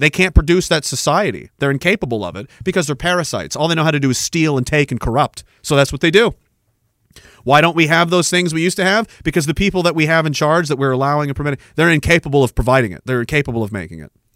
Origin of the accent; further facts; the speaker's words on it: Canada; I'm Canadian